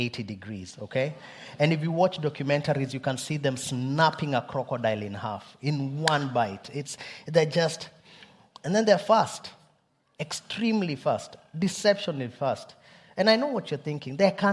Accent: Kenya; I'm Kenyan, but two, also, it's because it's where my people come from

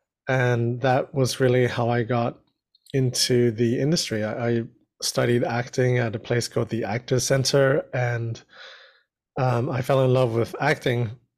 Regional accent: Brunei; born there; also born or lived in New Zealand / Australia; So I was born in Brunei, which is a little country in Southeast Asia, and then moved to New Zealand and Australia.

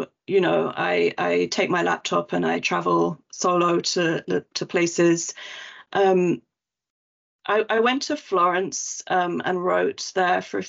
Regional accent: United Kingdom; I'm a Brit through and through

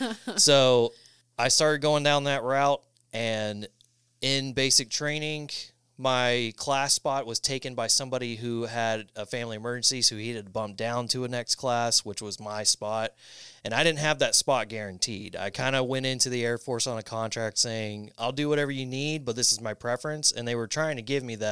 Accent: Polk County, Florida, United States; I am from Florida in the Tampa area. I mean, technically born and raised in the county over, Polk County

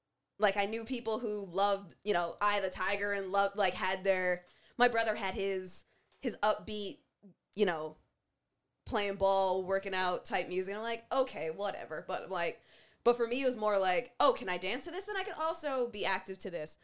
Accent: Canada; as black and as Canadian as we are

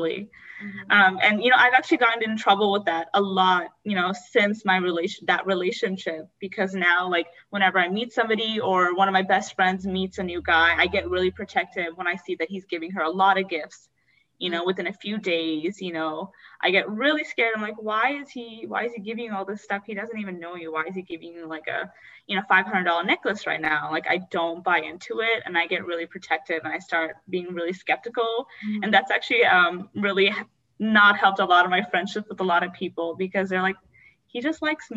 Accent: North Dakota, United States; moved away; I'm from North Dakota.

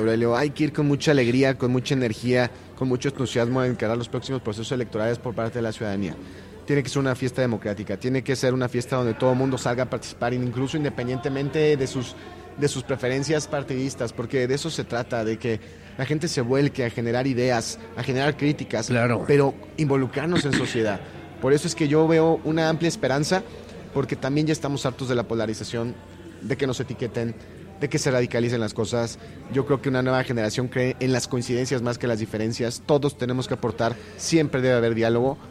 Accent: Querétaro, Mexico; el ser queretano

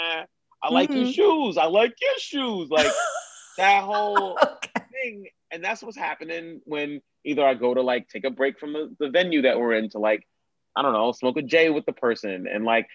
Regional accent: New York City, New York, United States; I grew up in New York

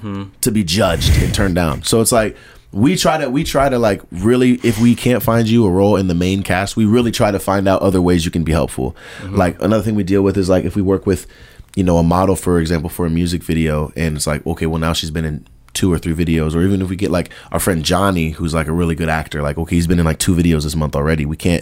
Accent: the South, United States; I like that he's from the South, and he stays true to that, because I'm from the South.

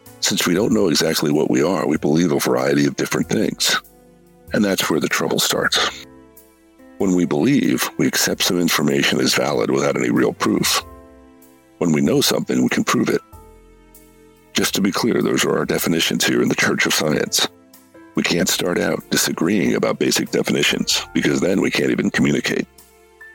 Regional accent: United States; I'm an American

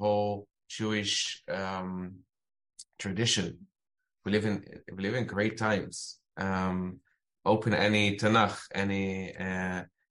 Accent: Amsterdam, North Holland, Netherlands; moved away as an adult; now in Israel; I grew up in Amsterdam

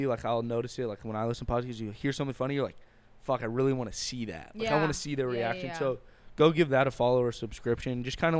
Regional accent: Bay Area, California, United States; we're from the Bay Area.

